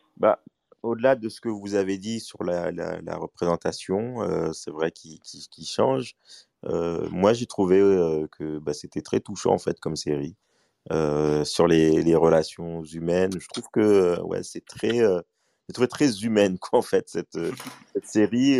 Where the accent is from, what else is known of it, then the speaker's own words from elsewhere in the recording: Mali; moi, je suis malien